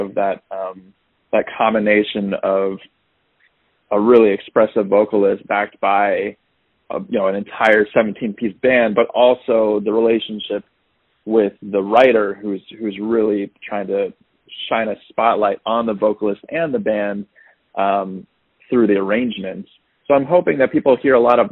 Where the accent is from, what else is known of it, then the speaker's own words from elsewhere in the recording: Agoura Hills, California, United States; moved away as an adult; now in Brooklyn, United States; I was born and raised in Agoura Hills, California